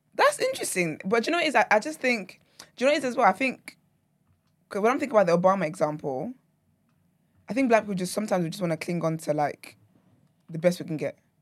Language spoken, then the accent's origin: English; Nigeria; now in United Kingdom; when I lived in Nigeria